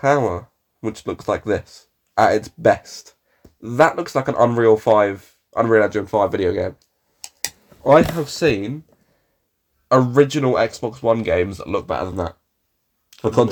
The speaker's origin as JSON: {"language": "English", "country": "United Kingdom", "said": "as British people, very, very British"}